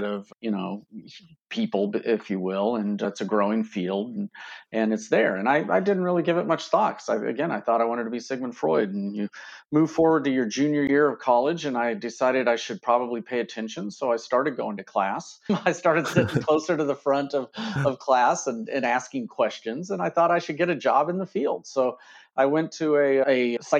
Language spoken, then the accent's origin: English; Kansas, United States; I grew up in Kansas